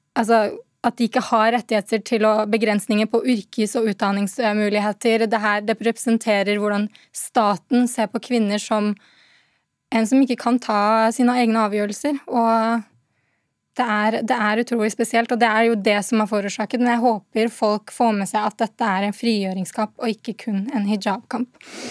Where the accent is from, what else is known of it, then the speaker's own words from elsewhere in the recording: Norway; jeg har vokst opp i Norge